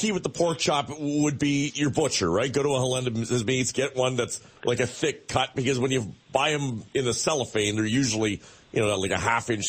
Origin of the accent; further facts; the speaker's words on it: Toronto, Ontario, Canada; I grew up in the East End